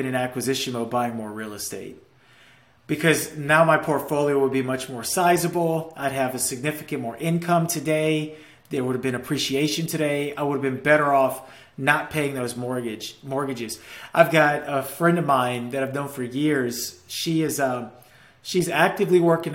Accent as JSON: {"language": "English", "region": "Louisiana", "country": "United States", "tie": "born or raised there", "moved": "yes", "said": "my hometown in Louisiana"}